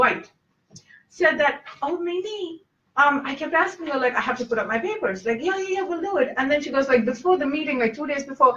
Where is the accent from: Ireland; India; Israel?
India; moved away; growing up in India